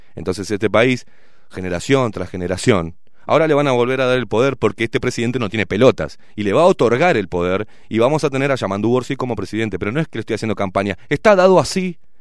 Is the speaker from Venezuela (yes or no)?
no; Uruguay; Somos uruguayos